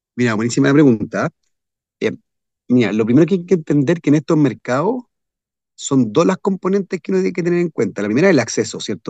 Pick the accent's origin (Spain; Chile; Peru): Chile; a mi país, a Chile